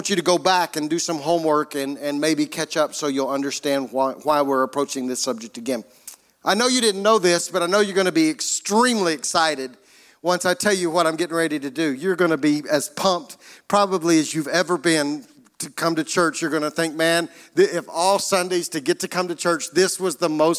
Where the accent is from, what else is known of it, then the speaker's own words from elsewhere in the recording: United States; as Americans